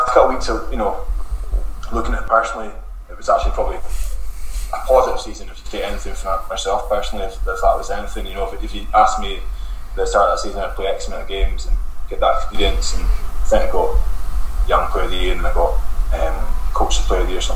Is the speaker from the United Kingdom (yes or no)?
yes; Black Isle, Scotland, United Kingdom; I was from the Black Isle